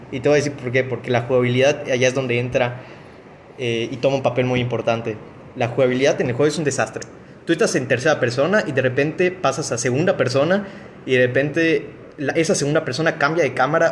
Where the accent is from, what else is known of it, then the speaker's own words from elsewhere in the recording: Mexico; soy mexicano